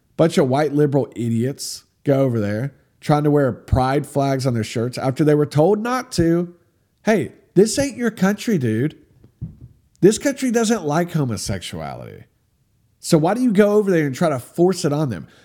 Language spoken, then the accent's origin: English; United States; I'm from America